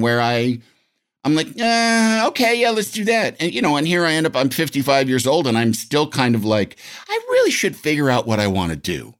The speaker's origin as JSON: {"language": "English", "town": "Yorkville", "region": "Illinois", "country": "United States", "moved": "yes", "said": "I'm from Yorkville"}